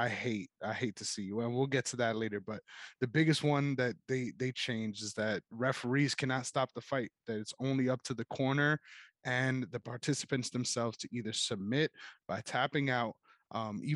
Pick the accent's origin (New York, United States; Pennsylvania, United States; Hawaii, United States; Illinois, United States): New York, United States; I'm someone from New York